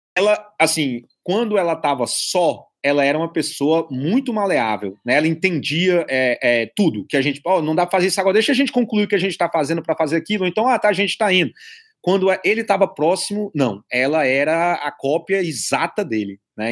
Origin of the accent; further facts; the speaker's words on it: Brazil; moved away as an adult; sou do Brasil